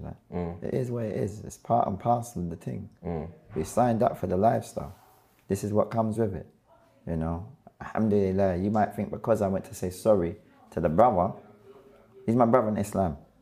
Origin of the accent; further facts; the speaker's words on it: London, United Kingdom; also born or lived in Clapham; raised in between Brixton and Clapham